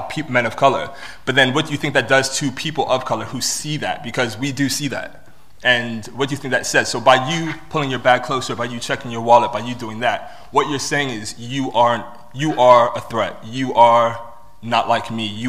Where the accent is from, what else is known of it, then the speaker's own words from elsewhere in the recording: Washington, District of Columbia, United States; moved away as an adult; also born or lived in Bristol; now in United Kingdom; I was born in Bristol, but I was raised in Washington, D.C. So I'm British American.